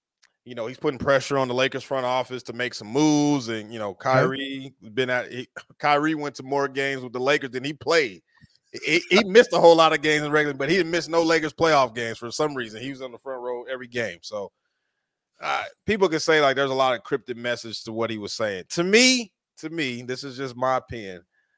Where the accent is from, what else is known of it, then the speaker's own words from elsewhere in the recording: Denver, Colorado, United States; I'm a Nuggets fan now. Yeah, I'm from Denver. I'm coming home.